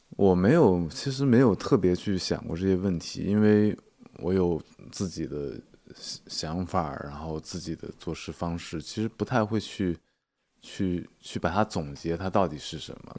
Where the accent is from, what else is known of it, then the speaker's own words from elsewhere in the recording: Inner Mongolia, China; moved away as an adult; now in Hangzhou, China; 因为我在杭州住了十八年，呃，但我是内蒙古人嗯，然后从去年开始，我在杭州的时间已经超过了内蒙古时间，内蒙古十七年，杭州十八嗯哼年